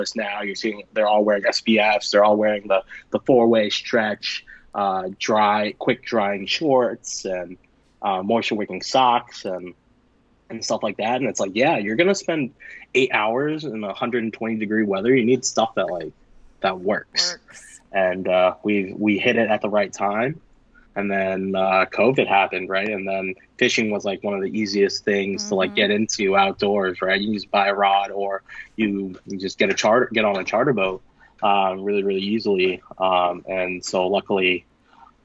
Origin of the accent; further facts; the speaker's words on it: Maine, United States; I grew up in Maine